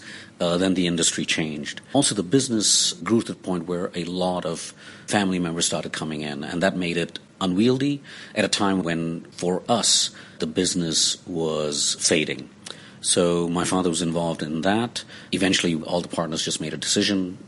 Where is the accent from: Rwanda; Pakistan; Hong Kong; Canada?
Hong Kong; I was born here in St. Paul's Hospital